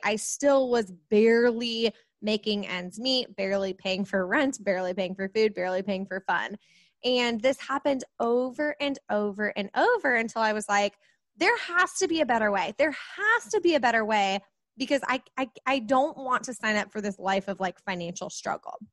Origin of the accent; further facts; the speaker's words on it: Kansas City, United States; I am from Kansas City, right in the Midwest